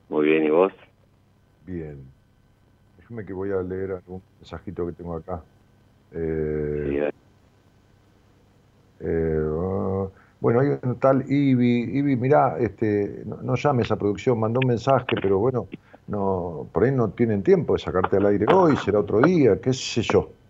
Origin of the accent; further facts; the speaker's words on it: Rosario, Santa Fe, Argentina; De Rosario, Santa Fe.